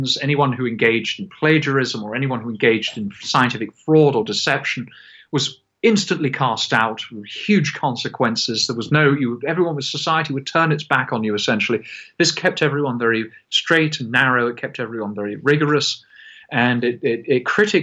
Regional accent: Scotland, United Kingdom; I say this as a Scotsman

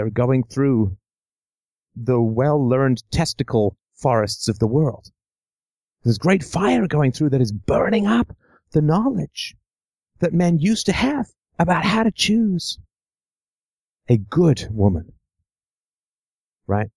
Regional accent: England, United Kingdom; I grew up in England in the 70s

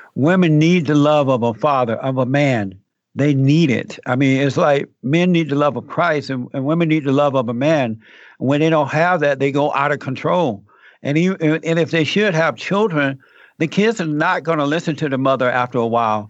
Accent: Alabama, United States; born or raised there; moved away

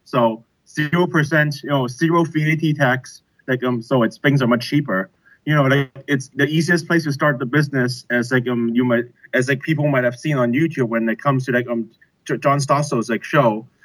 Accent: Hong Kong; also born or lived in Beijing, China / United Kingdom; I'm from Hong Kong. I'm a native.

